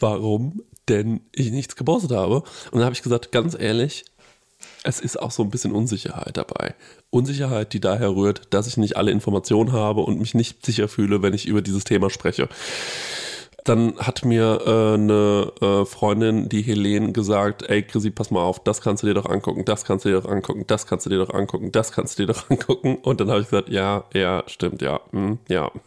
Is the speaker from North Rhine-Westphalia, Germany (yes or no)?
no; Aschaffenburg, Bavaria, Germany; Wir kommen aus Aschaffenburg